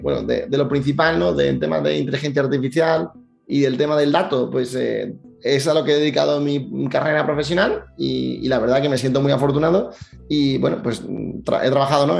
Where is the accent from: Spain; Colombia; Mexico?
Spain; Seville, Andalusia; soy de Sevilla, es una cosa importante de mí